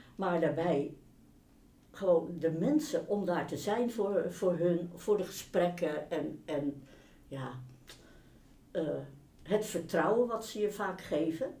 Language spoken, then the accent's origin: Dutch; Rotterdam, South Holland, Netherlands; Ik ben opgegroeid in Rotterdam